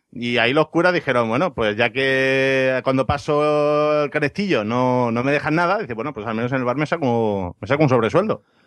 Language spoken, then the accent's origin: Spanish; Ibiza, Balearic Islands, Spain; un bar de mi tierra, en Ibiza